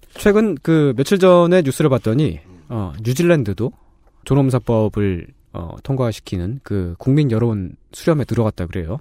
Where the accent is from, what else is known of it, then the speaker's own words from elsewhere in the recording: Seoul, South Korea; 저는 상도동에서 태어났는데 달마산이라고 있습니다